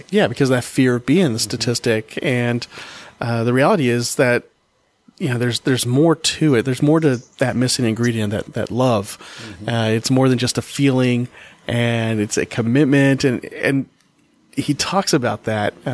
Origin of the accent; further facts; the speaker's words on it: Oklahoma, United States; I was born in Oklahoma